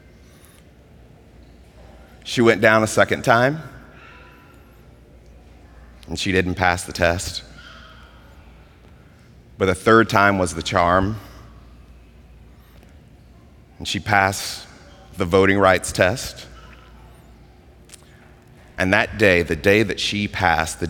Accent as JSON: {"language": "English", "region": "Mississippi", "country": "United States", "tie": "born or raised there", "said": "I grew up in Mississippi"}